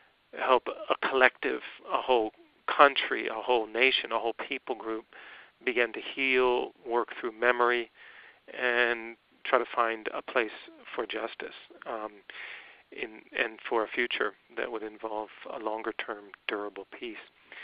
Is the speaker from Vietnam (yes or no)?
yes; Vietnam; And I was born and raised in Vietnam, 1964, in the middle of the war.